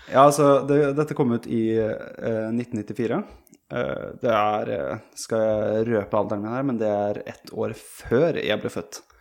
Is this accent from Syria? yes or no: no; Sweden; moved away; jeg er født og oppvokst i Sverige